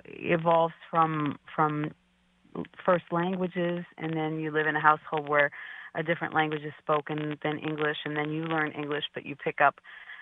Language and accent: English; Massachusetts, United States; now in New Britain, United States; I'm from Massachusetts.